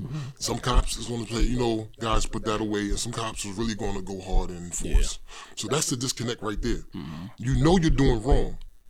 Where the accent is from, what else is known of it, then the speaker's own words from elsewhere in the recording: New York City, New York, United States; also born or lived in Bedford-Stuyvesant, Brooklyn / Flatbush, Brooklyn; I was born in Bed-Stuy. I grew up in Crown Heights.